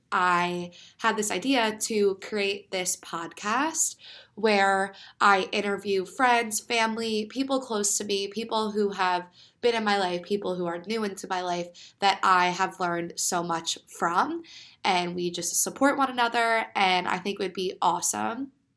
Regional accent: Pennsylvania, United States; I am from Pennsylvania

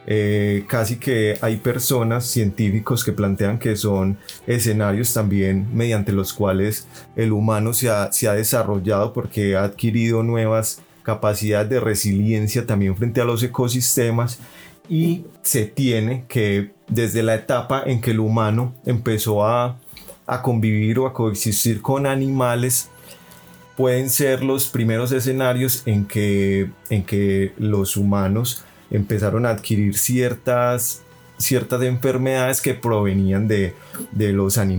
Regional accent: Andes, Antioquia, Colombia; eh, soy eh, andino, he vivido pues por fuera del municipio gran parte de mi vida y he vuelto pues ya hace un par de años a construir desde acá del municipio.

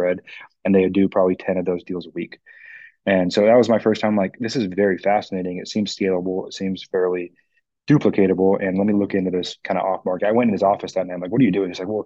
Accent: Bellevue, Washington, United States; I was raised in Bellevue where your average price point is $1 million

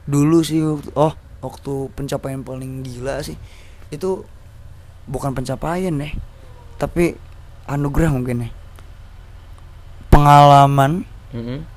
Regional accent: Serang, Banten, Indonesia; karena gue putra daerah asik putra daerah kakek gue uyut gue dari Cipare bos Cipare Cipare itu adalah kota paling apa desa paling tua di Serang

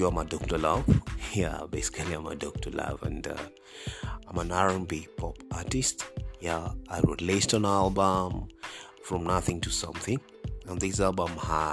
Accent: Kenya; I'm a Kenyan, and I'm an R&B artist

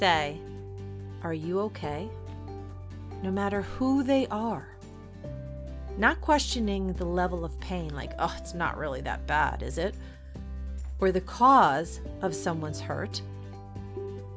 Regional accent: New York City, New York, United States; I think that's the New Yorker in me. I was born in the Bronx after all.

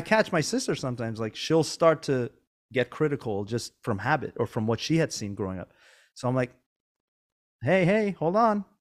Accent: Iran; now in Northern California, United States; I wasn't born here. I was born in Iran

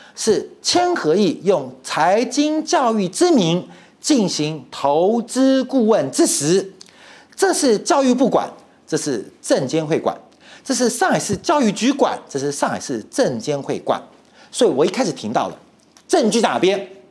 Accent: Taiwan; 我们台湾人都知道装小耳朵嘛

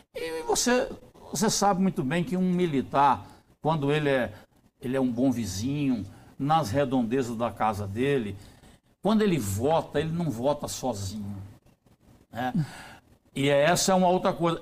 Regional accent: Brazil; eu como brasileiro

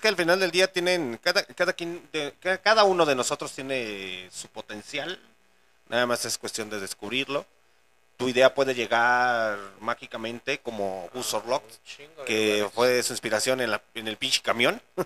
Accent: León, Guanajuato, Mexico; la gente que somos de León, Guanajuato

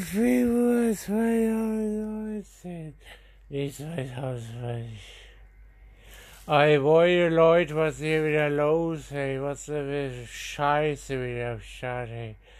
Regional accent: Germany; ich bin aufgewachsen in Sprettling an der Trinkhall und an der, an der Sprettlinger Landstraße in Sprettling

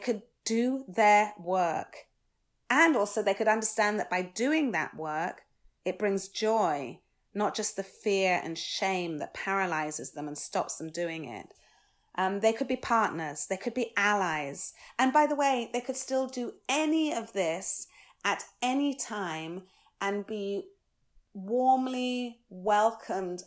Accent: United Kingdom; I'm British, born and bred

